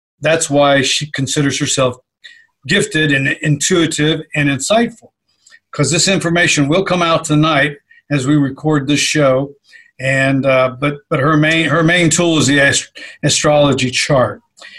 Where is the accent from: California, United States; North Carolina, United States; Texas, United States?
Texas, United States; Well, we're from Texas.